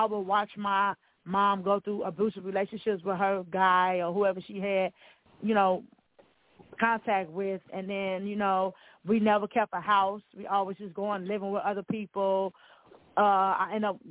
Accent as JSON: {"language": "English", "town": "Milwaukee", "region": "Wisconsin", "country": "United States", "tie": "born or raised there", "also_born_or_lived": "Chicago, Illinois", "said": "I was born in Chicago, Illinois, but I was raised in Milwaukee"}